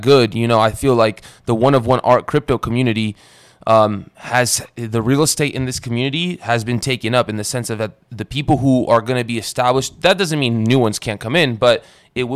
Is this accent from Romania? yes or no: yes; Romania; now in United States; I was born in Romania. I'm Eastern European too. I immigrated here to the States when I was younger